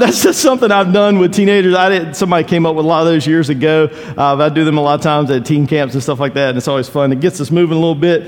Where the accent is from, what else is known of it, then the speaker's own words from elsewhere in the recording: Eastern North Carolina, United States; When I grew up in Eastern North Carolina